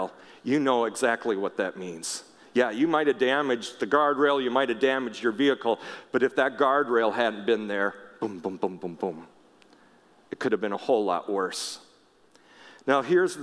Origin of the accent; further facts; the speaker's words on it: Minnesota, United States; I grew up in Minnesota, but a lot of our family lived out in Washington State